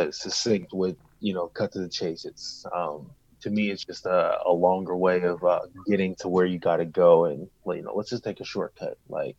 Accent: Pittsburgh, Pennsylvania, United States; I'm actually from Pittsburgh, so I'm from here

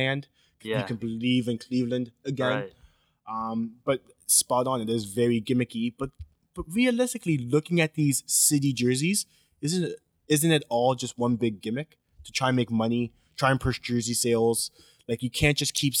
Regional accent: Canada; I'm not from the States.

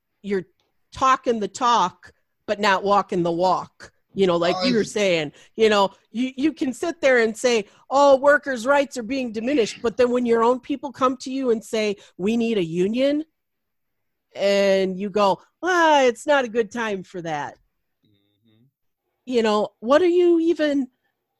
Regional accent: Macomb County, outside Detroit, Michigan, United States; I grew up in Macomb County, which is now like a bastion for Donald Trump.

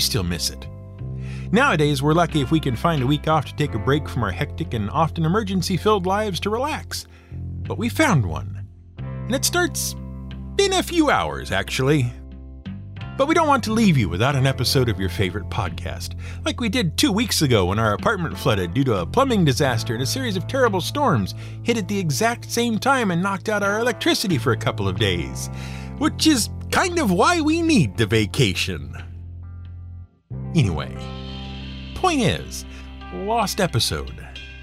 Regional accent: United States; as American schoolchildren

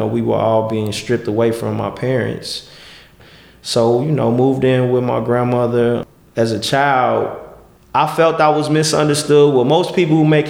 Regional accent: Chicago, Illinois, United States; I grew up on Van Buren and Cicero. That's where I was born and raised

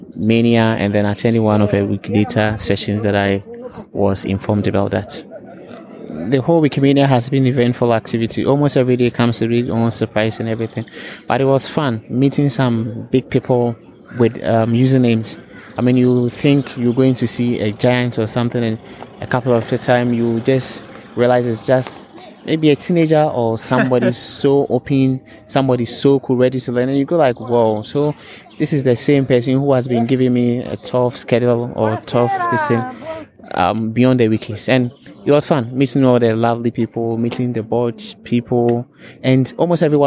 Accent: Ghana; I'm a Wikipedian from Ghana, and I'm a member of the user group in Ghana

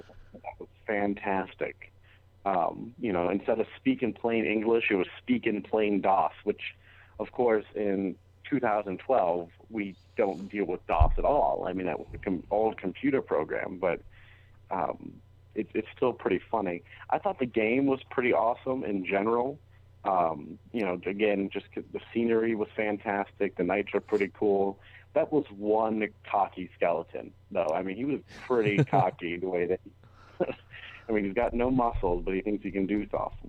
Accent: Canada; I was actually born in Canada

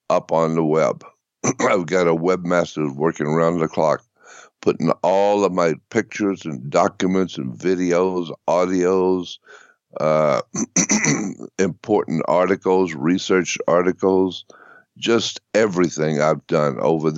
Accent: Pensacola, Florida, United States; moved away as an adult; now in Los Angeles, United States; I was born and raised in Pensacola, Florida

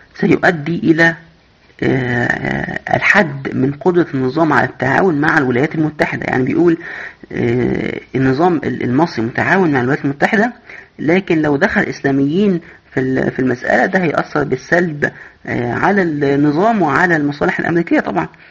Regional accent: Egypt; عندنا في مصر

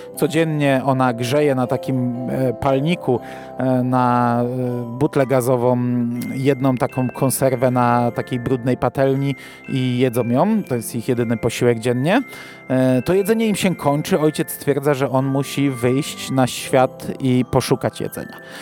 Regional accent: Chełm, Lublin Voivodeship, Poland; u mnie w Hełmie zawsze stawiano pięć choinek złożonych w jedną

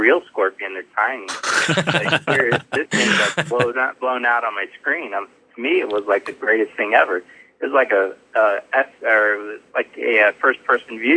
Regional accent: Ohio, United States; also born or lived in Tennessee; now in Newport News, United States; from Newport News, Virginia. Also born in Ohio to keep the Midwest connected.

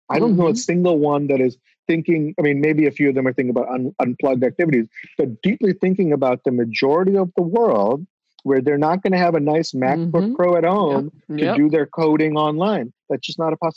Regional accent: Bangladesh; I'm from Bangladesh, but Bengali.

